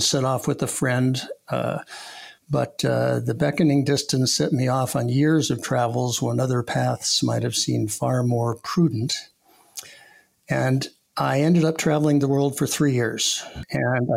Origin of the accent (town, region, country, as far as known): Los Angeles, California, United States; born or raised there; also born or lived in New York / Santa Monica / Reseda